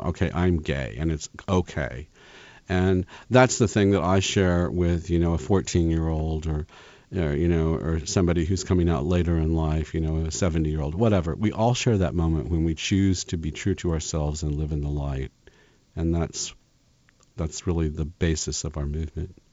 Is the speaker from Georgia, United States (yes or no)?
no; Kansas, United States; moved away; I grew up in Kansas